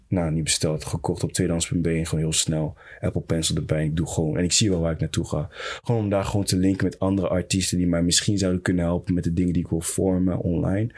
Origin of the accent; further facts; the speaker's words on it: Netherlands; Ik ben een Nederlander ook